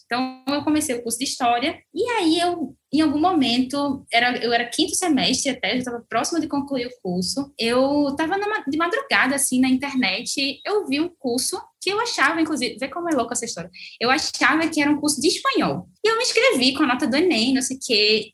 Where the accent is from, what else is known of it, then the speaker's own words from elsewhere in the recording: Brazil; enquanto brasileira